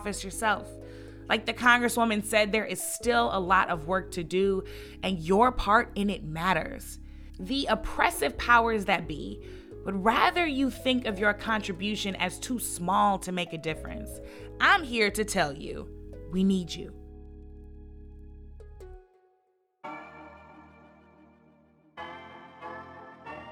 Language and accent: English; St. Louis, Missouri, United States; I'm from the Lou, and I'm proud